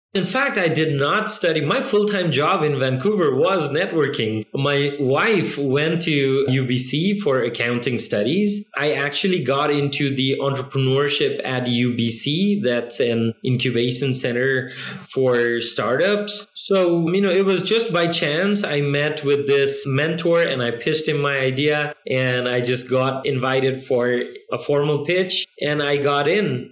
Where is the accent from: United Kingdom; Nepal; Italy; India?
Nepal; moved away as an adult; also born or lived in China; I'm from Nepal